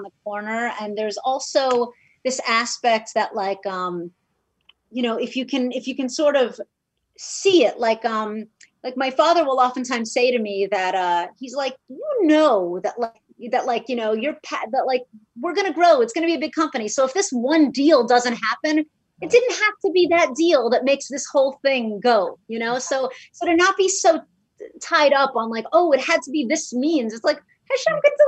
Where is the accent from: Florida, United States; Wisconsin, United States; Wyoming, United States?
Florida, United States; Miami; now in Los Angeles, United States; I grew up in Miami, Florida, and I went to public schools